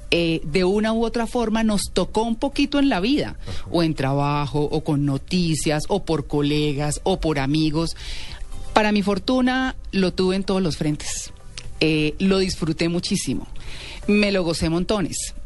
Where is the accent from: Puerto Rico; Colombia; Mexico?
Colombia; nosotros como colombianos